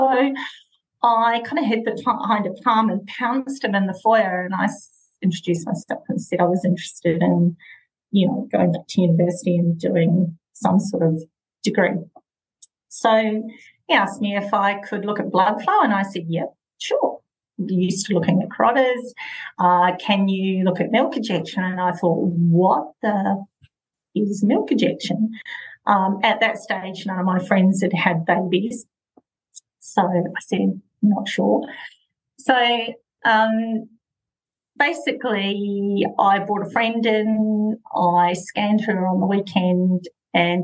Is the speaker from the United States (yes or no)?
no; New Zealand; moved away as an adult; also born or lived in Dunedin, New Zealand; now in Perth, Australia; I grew up in New Zealand and I trained in Dunedin